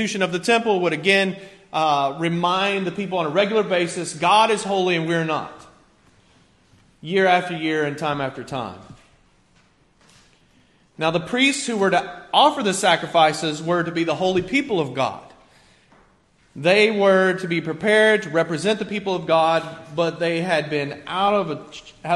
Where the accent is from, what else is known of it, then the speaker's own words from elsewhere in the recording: rural Kentucky, United States; also born or lived in Cincinnati, Ohio; now in Staten Island, New York, United States; I was born in Cincinnati, but I grew up kind of in a rural place in Kentucky